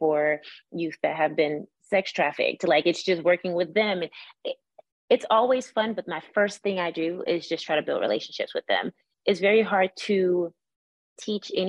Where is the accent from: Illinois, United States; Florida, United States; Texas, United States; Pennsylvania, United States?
Florida, United States; Miami; I'm from Miami